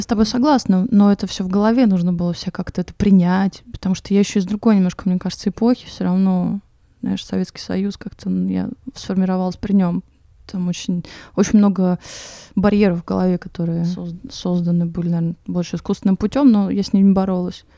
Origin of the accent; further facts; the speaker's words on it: Moscow, Russia; moved away as an adult; now in Crete, Greece; я, значит, родилась и выросла в Москве